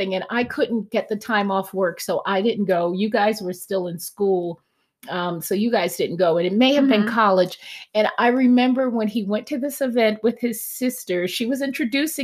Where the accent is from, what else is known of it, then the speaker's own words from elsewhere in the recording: East Coast, United States; I'm from the East Coast.